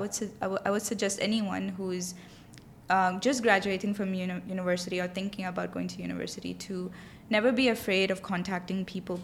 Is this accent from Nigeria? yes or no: no; Dubai, United Arab Emirates; I grew up here in Dubai. My whole life I've been here. So I, w- I was away from India, back home